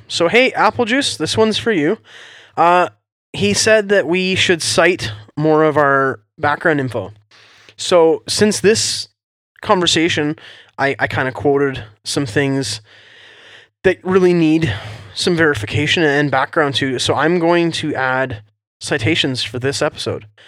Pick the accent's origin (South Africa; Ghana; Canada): Canada